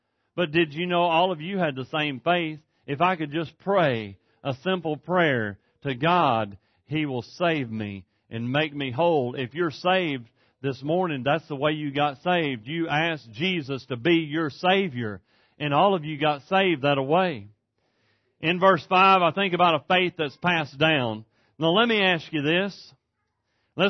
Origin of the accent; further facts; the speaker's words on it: East Texas, United States; moved away as an adult